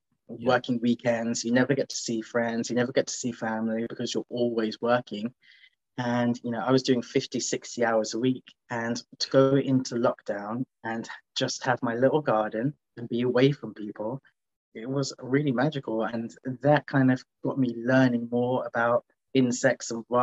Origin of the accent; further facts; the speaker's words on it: London, United Kingdom; moved away as an adult; now in Manchester, United Kingdom; originally I'm from London and I went to uni in Manchester.